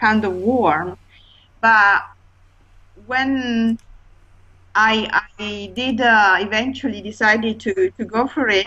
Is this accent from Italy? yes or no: yes; Italy; also born or lived in London; now in Hertfordshire, United Kingdom; I'm originally from Italy, but I lived in London for 11 and a half years, but I've been living now in Hertfordshire